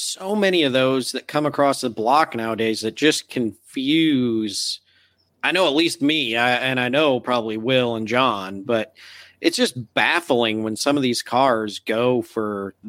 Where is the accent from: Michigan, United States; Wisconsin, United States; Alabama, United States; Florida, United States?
Michigan, United States; I grew up in Michigan.